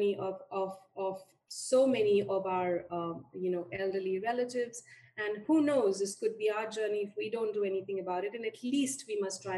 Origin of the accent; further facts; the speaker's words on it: Delhi, India; moved away as an adult; also born or lived in Kumaon Hills / United States; I was born and raised in India and mostly in Delhi